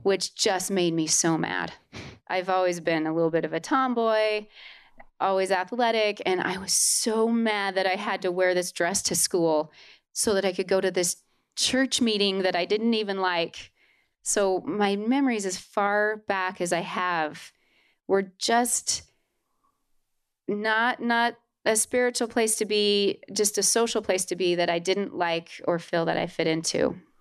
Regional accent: Holladay, Utah, United States; I was born and raised in Holiday, Utah.

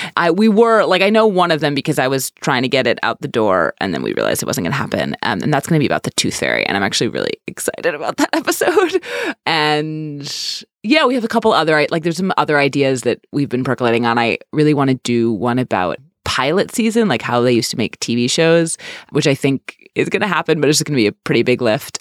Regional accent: New York City, New York, United States; I'm from New York

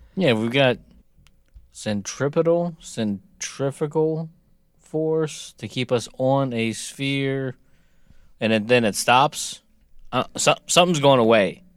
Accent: United States; I'm American

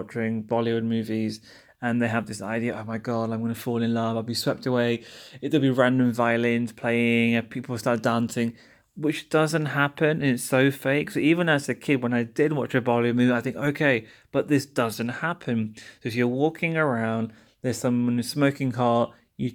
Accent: London, United Kingdom; born there; But yeah, my parents were born in Pakistan. I was born in London. So am I really Pakistani? I'm kind of British.

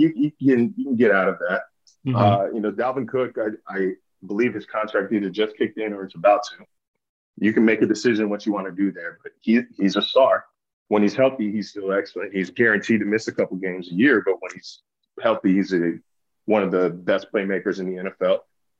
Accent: Sacramento, California, United States; I grew up in Sacramento.

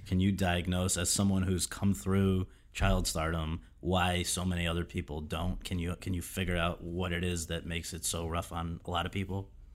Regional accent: Woodbridge, Connecticut, United States; I'm from Woodbridge, Connecticut

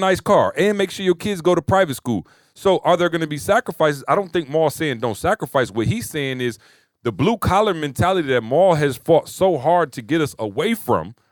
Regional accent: Lansing, Michigan, United States; I'm from Lansing

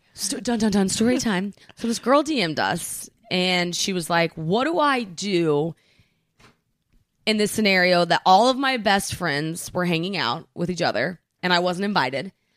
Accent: Oklahoma, United States; now in New York, United States; growing up in Oklahoma

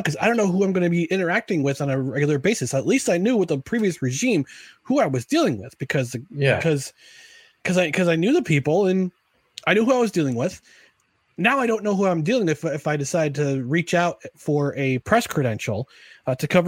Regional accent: Albany, New York, United States

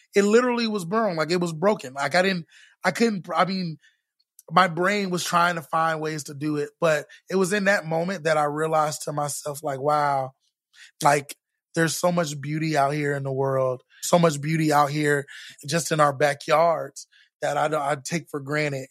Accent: Orlando, Florida, United States; now in Texas, United States; I grew up in Florida

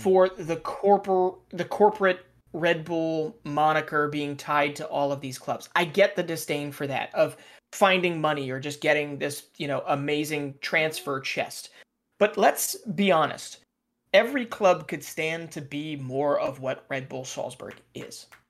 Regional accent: United States

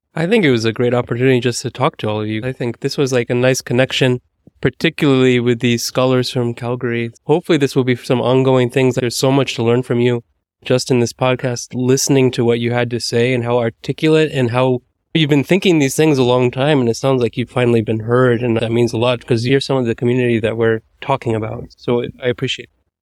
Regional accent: United States; as an American

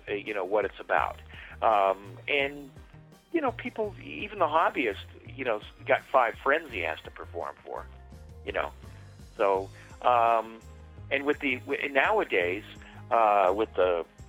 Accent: California, United States; moved away; I'm from California originally

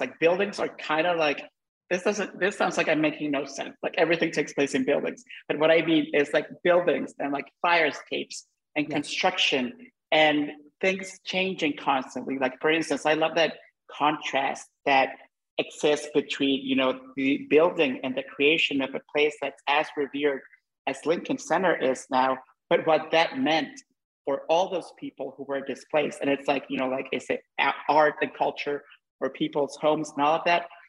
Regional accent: Honduras; moved away; I'm Hondureño and I, you know, I grew up, we grew up in the same part of the world

